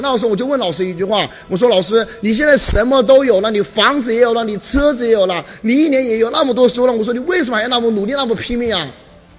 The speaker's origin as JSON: {"language": "Chinese", "region": "Hunan", "country": "China", "said": "因为我也是湖南人"}